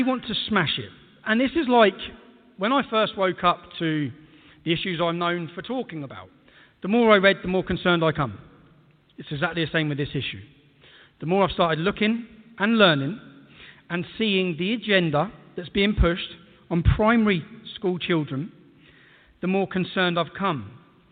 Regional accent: England, United Kingdom; As an Englishman

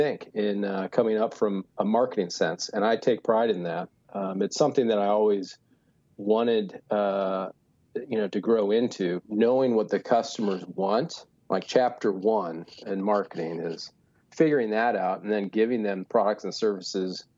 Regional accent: Idaho, United States; moved away; also born or lived in Australia; So I was born in Idaho in the U.S. of A.

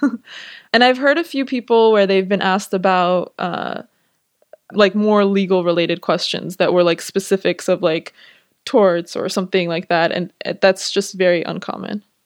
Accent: Los Angeles, California, United States; moved away as an adult; now in New York, United States; I'm from Los Angeles, so I thought I was gonna stay in L

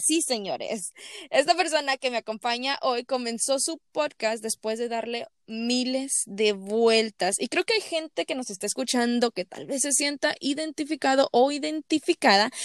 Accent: Mexico; moved away; tú y yo como mexicanos

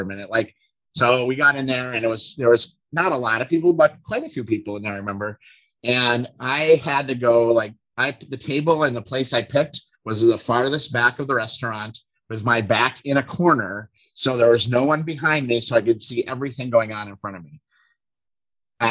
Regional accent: Golden Valley, Minnesota, United States; growing up in Golden Valley, like we're bordered on North Minneapolis

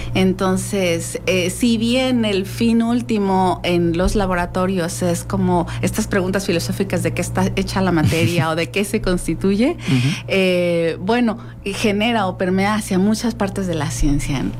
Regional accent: Mexico; somos mexicanos

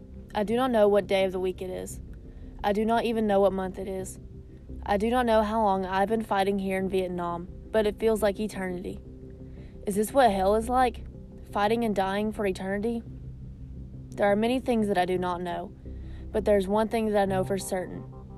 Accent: North Carolina, United States; This is my farm, this is my home. I grew up in Madison County, North Carolina. We lived on and ran the family farm for generations.

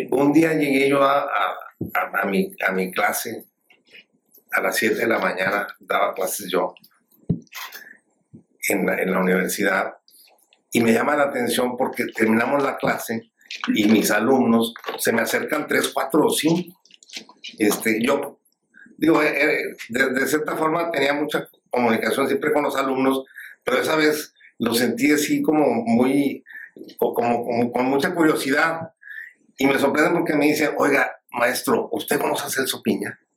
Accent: Monterrey, Nuevo León, Mexico; also born or lived in Sabinas Hidalgo, Nuevo León; no solamente como regiomontano

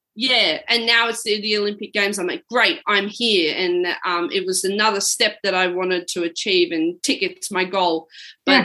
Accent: Mount Evelyn, Victoria, Australia; moved away; I grew up actually in the Yarra Valley in uh, Melbourne, Victoria, and from a small town called Mount Evelyn

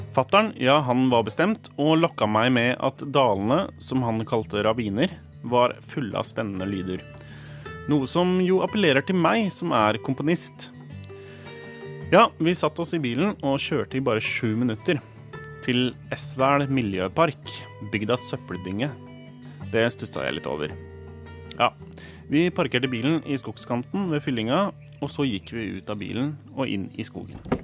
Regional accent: Vormsund, Akershus, Norway; moved away as an adult; now in Stockholm, Sweden; hjemstedet mitt i Vormsund i Nes kommune

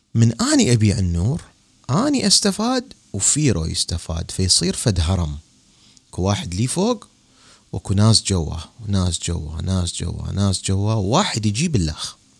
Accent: Baghdad, Baghdad Governorate, Iraq; moved away as an adult; مثل ما صار عندنا بالعراق بالتسعينات

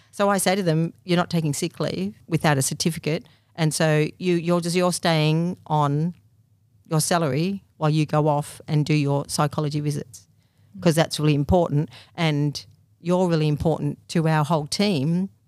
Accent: Thornton, Victoria, Australia; in Thornton, which is a small country town near Lake Eildon.

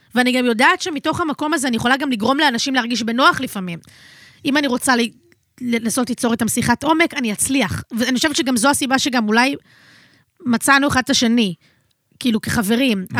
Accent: Tel Aviv, Tel Aviv District, Israel; אני נולדתי בתל אביב

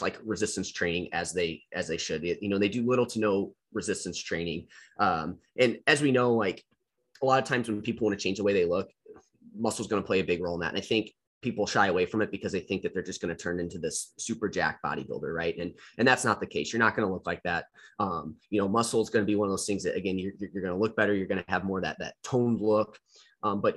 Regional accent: Missouri, United States; my home state

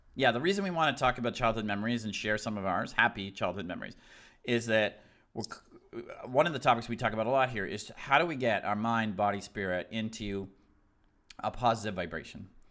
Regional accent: Southern Maine, United States; I grew up in Southern Maine

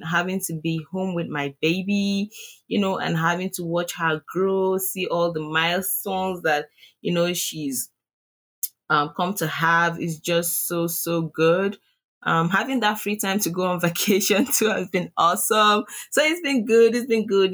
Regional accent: Nigeria; accent: Nigerian; my Nigerian accent.

